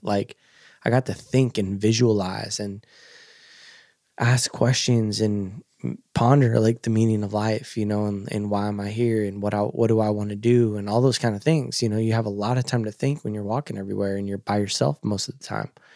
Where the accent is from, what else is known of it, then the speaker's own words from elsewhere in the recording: Coos Bay, Oregon, United States; I grew up in Coos Bay, Oregon. It's a little fisherman town on the Oregon coast.